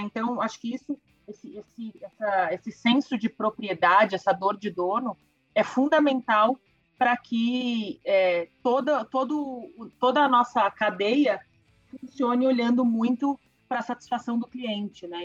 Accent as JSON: {"language": "Portuguese", "country": "Brazil", "said": "para a gente como brasileiro"}